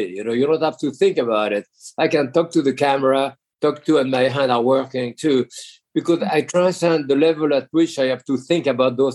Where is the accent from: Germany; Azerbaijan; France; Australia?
France; accent: Connecticut; English is a second language; now in United States; Uh, I'm certainly much more American now than French. Oh, and wow. my accent is more Connecticut than New York, of course.